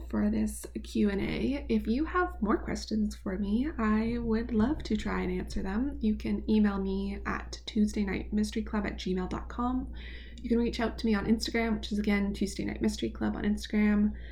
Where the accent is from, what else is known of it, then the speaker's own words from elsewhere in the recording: Canada; my home country